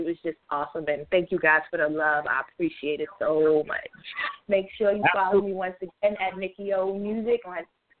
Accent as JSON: {"language": "English", "town": "New York City", "region": "New York", "country": "United States", "said": "I'm from the Bronx, New York City."}